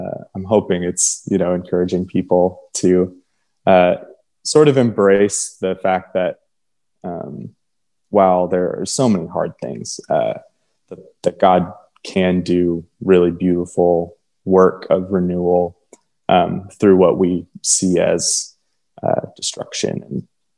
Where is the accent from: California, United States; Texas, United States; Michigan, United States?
Texas, United States; but I grew up, I was born in Texas, and it's like, you know, people reading it on paper, a lot of people would think it's a Latino name